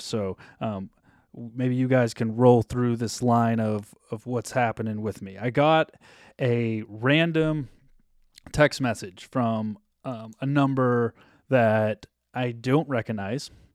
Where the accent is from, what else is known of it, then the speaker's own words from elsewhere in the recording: New Hampshire, United States; now in Los Angeles, United States; I grew up in New Hampshire, but live in LA.